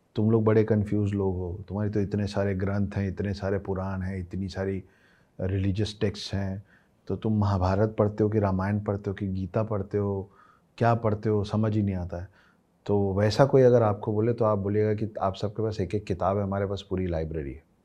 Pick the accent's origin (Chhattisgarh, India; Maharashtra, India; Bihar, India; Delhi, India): Chhattisgarh, India; Ambikapur; moved away; मैं जिस गांव से आता हूँ उस गांव का नाम अंबिकापुर है सरगुजा डिस्ट्रिक्ट है छत्तीसगढ़ में